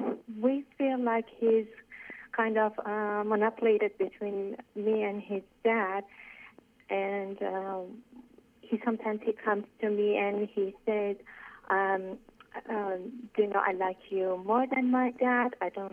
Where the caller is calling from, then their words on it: Canada; I'm calling from Canada.